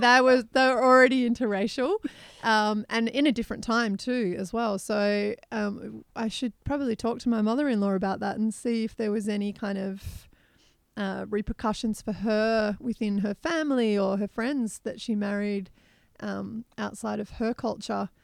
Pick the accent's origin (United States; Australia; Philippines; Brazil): Australia; from Australia.